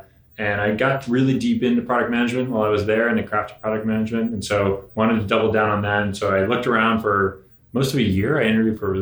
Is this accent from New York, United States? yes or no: no; Connecticut, United States; also born or lived in San Francisco area, California; I was born outside of San Francisco, but I grew up in Connecticut.